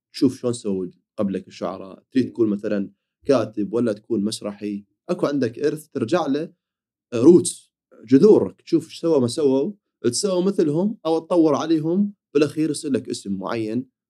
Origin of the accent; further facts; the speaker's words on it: Iraq; عندنا بالعراق